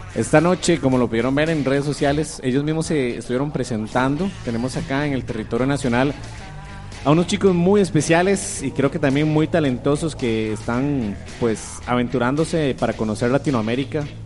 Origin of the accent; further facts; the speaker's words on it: Costa Rica; Como somos los ticos